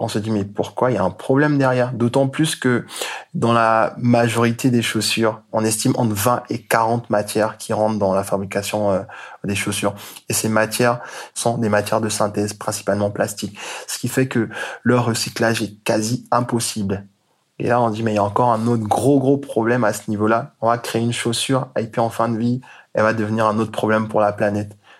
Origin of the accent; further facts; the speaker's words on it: Côte d’Ivoire; moved away; also born or lived in Congo; je suis euh, du Congo, mais j'ai grandi en Côte d'Ivoire